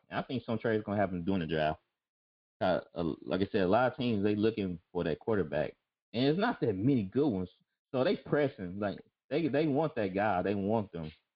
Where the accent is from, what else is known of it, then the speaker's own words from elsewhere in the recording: Jackson, United States; I grew up in Jackson